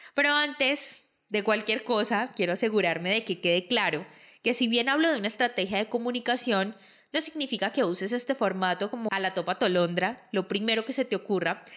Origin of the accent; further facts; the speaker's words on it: Colombia; mi país, Colombia